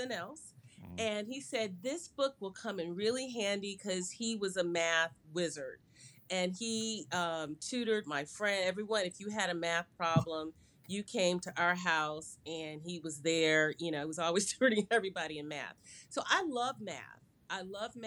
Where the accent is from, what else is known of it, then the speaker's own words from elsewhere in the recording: Chicago, Illinois, United States; I grew up in Chicago, and I grew up when Chicago was really just a Midwestern town.